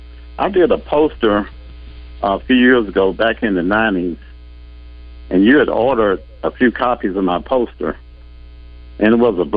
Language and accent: English; Arkansas, United States; also born or lived in North Carolina; I was living in North Carolina at the time. I'm from Arkansas. I live in Camden.